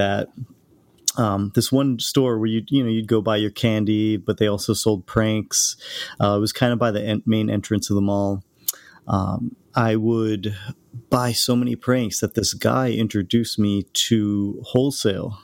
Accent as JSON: {"language": "English", "town": "Hull", "region": "Massachusetts", "country": "United States", "tie": "born or raised there", "said": "I grew up outside of Boston in a town called Hull, Massachusetts, or Nantasket Beach."}